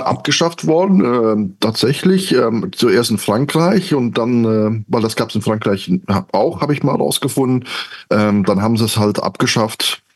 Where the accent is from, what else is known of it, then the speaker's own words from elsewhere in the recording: Belgium; now in Cologne, Germany; gebürtige Belgier, irgendwann in äh, Deutschland, in Köln gelandet, da wohne ich immer noch